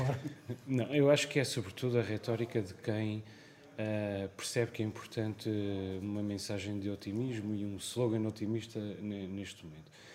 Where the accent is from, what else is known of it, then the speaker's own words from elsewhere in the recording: Azores, Portugal; also born or lived in Lisbon; como açoriano